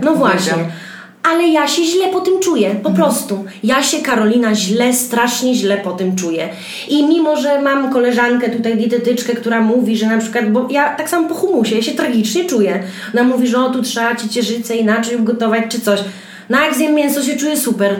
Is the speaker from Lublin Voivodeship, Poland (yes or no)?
no; Białystok, Podlaskie Voivodeship, Poland; ja jestem z Stoku, mamy pod Stokiem działkę na naszym kochanym Podlasiu